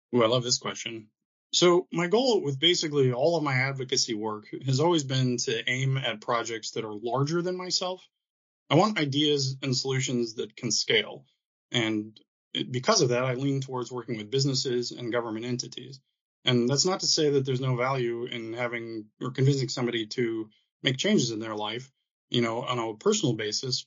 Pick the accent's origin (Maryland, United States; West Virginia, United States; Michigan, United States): Michigan, United States; moved away; I had the wonderful experience of growing up in Michigan